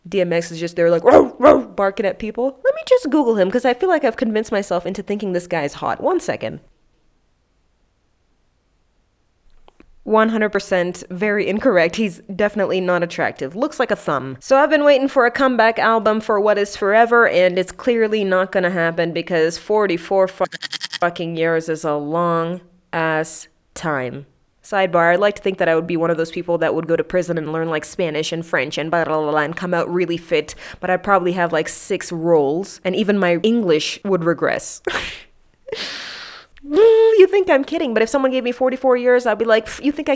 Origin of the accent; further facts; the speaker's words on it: Kenya; as a Kenyan